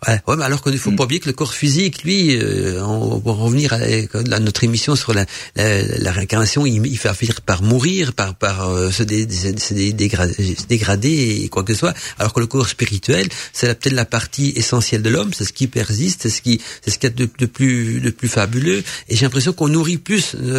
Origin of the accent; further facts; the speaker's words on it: Belgium; accent: Belgian; avec mon accent belge